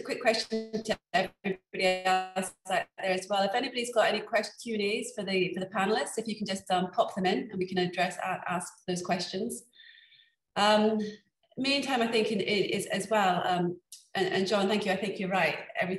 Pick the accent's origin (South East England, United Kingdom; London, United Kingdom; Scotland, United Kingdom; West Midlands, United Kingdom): Scotland, United Kingdom; when growing up in Scotland, you kind of, where was I gonna go to university? Of course, it was gonna be in Scotland.